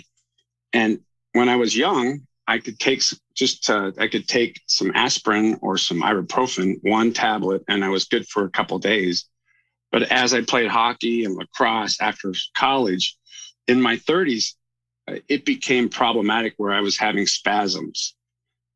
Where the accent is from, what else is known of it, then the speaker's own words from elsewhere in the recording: Alaska, United States; I grew up in Alaska playing hockey